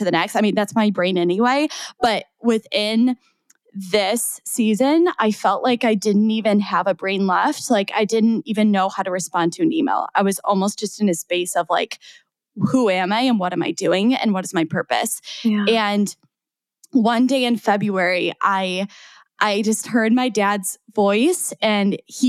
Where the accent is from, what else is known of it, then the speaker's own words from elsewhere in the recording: 3 hours from Chicago, Midwest, United States; now in Chicago, United States; my hometown, which is 3 hours from Chicago